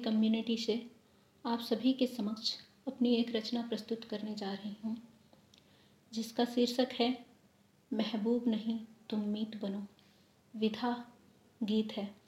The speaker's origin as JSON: {"language": "Hindi", "town": "Maharajganj", "region": "Uttar Pradesh", "country": "India", "said": "गोरखपुर के ज़िला महाराजगंज की रहने वाली हूँ"}